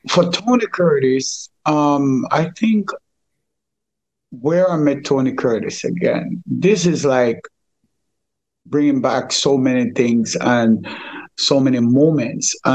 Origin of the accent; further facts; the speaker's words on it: Kingston, Jamaica; me, Lukey, and Chilla was much closer because we grew up together in Firehouse mm. at King Tubby's and so on and so on.